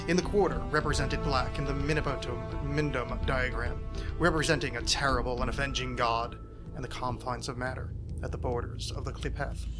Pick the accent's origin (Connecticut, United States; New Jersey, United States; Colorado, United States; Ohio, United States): New Jersey, United States; the extension I grew up with in New Jersey